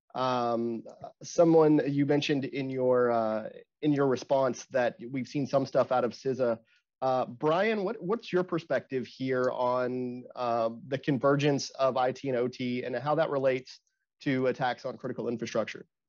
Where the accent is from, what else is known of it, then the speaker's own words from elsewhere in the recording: Arkansas, United States; I'm from Arkansas